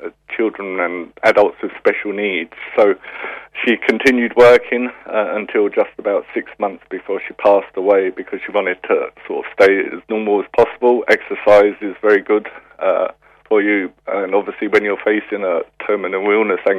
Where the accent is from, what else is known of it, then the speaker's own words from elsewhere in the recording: London, United Kingdom; moved away as an adult; I was brought up in London and came over here for the Failure in 1990